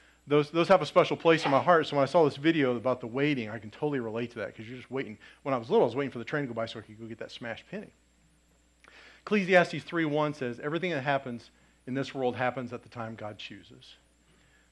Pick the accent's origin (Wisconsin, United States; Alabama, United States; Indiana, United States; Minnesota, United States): Indiana, United States; Lafayette; I grew up in Lafayette